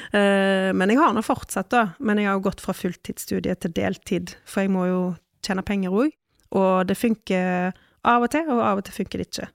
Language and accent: Norwegian; Ølen, Vestland, Norway; jeg er fra Ølen